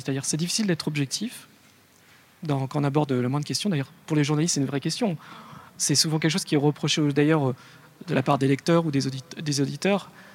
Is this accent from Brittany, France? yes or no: no; Lyon, Auvergne-Rhône-Alpes, France; je suis né à Lyon, c'est quand même la ville de la, bouffe